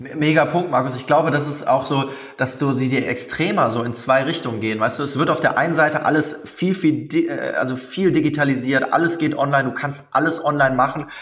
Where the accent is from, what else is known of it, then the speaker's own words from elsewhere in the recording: Cologne, North Rhine-Westphalia, Germany; in Köln, das ist meine Heimatstadt.